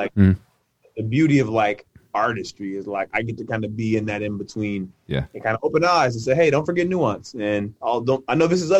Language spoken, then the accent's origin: English; Mississippi, United States; also born or lived in California; I was born in California, but I grew up in Mississippi. So again, vastly different spaces, vastly different experiences. And so my California family thinks I have a Southern accent. My Southern family thinks I have a California accent.